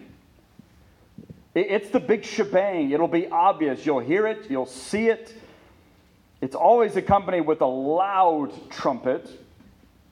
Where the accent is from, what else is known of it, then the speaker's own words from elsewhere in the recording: Ponca City, Oklahoma, United States; we were growing up in Ponca City